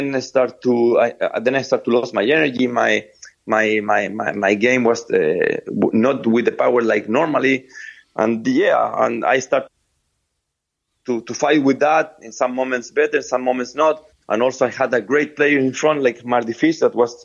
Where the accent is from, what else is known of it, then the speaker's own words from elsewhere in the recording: Viña del Mar, Valparaíso, Chile; English is a second language; I born in Viña del Mar, a small city. I come from Chile.